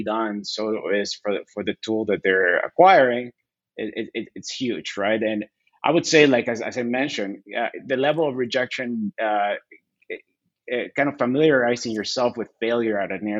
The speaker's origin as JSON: {"language": "English", "country": "Bolivia", "tie": "born or raised there", "also_born_or_lived": "Chattanooga, Tennessee / Northern Virginia", "moved": "yes", "lives_now": "United States", "said": "I was born there, but I was raised my entire life in Bolivia."}